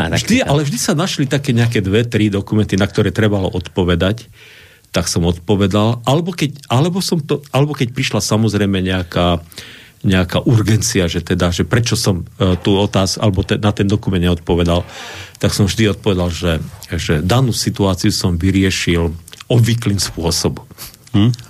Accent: Košice, Košice Region, Slovakia; moved away; also born or lived in Bratislava / Pukanec; Ja som vyrastal v Košiciach

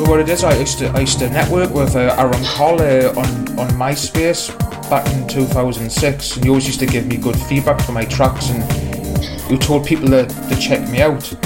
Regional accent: Newcastle upon Tyne, North East England, United Kingdom; I'm just a working class lad from, from Newcastle

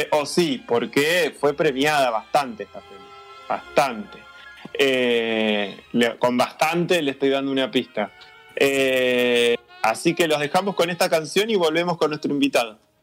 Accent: Argentina

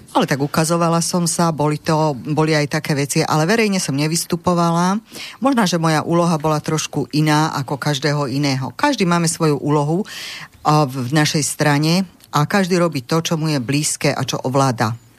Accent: Martin, Žilina Region, Slovakia; ja pochádzam z Turca okolí Martina

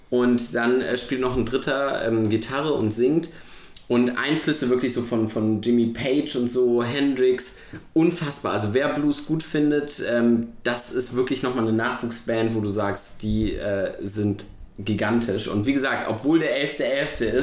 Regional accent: Cologne, North Rhine-Westphalia, Germany; und das sage ich als Kölner

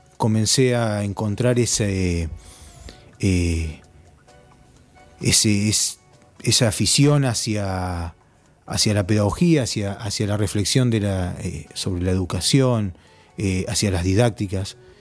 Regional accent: Villa Bosch, Buenos Aires Province, Argentina; en el lugar donde me crié, en Villa Bosch, 3 de febrero, en Buenos Aires

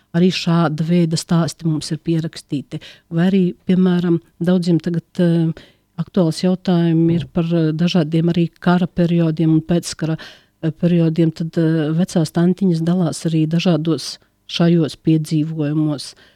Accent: Latvia; born or raised there; now in Riga, Latvia

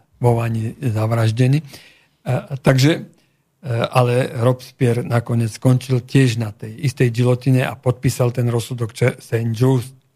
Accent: Slovakia; ja som Slovák z Európy

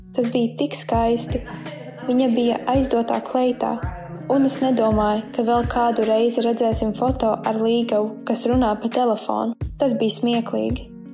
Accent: Texas, United States; Latvian is a second language; Mēs esam no Teksasas.

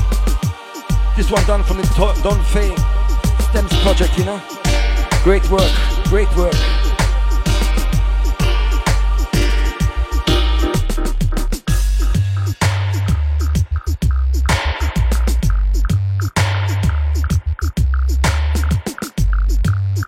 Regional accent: Nicosia, Cyprus; my hometown, Nicosia

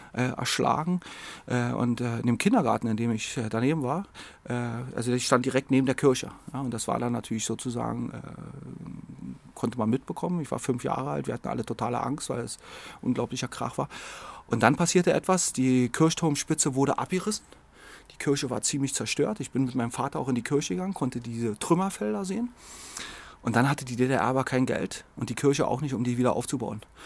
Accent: Berlin, Germany; dort, wo ich herkomme, in Friedrichshagen

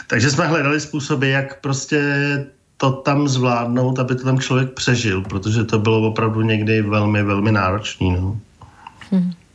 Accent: Prague, Czechia; Já jsem vyrůstal v Praze

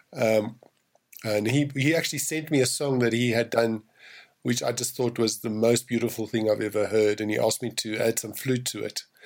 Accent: South Africa; I'm from South Africa

